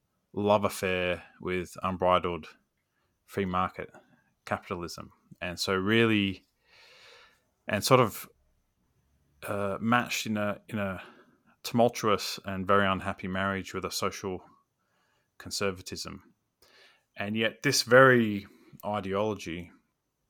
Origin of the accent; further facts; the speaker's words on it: Australia; as an Australian